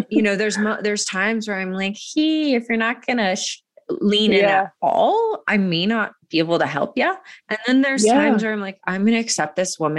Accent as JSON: {"language": "English", "region": "Georgia", "country": "United States", "tie": "born or raised there", "said": "I grew up in Georgia going to the, you know, church."}